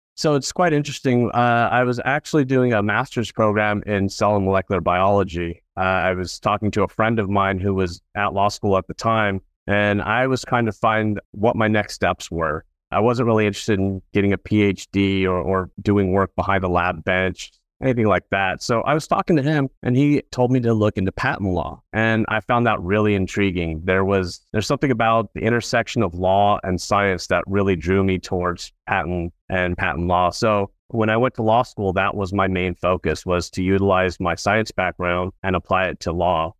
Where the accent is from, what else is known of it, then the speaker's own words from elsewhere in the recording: Orange County, California, United States; also born or lived in Los Angeles, California; I grew up in Orange County, California